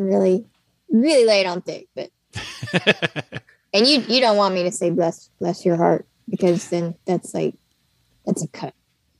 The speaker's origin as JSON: {"language": "English", "region": "the South", "country": "United States", "accent": "Southern", "said": "I say y'all, and I have relatives that have really thick Southern accents"}